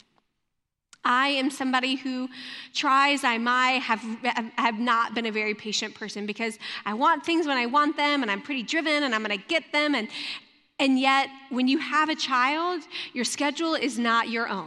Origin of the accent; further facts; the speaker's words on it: Louisiana, United States; moved away; also born or lived in Michigan; I grew up in Louisiana, and it snowed maybe 3 or 4 times in my life